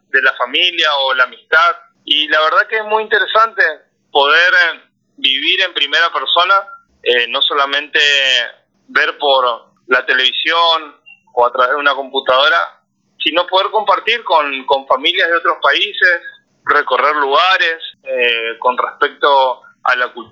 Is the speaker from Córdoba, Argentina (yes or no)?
no; Resistencia, Chaco, Argentina; moved away as an adult; yo soy del norte de Argentina, Resistencia Chaco es la parte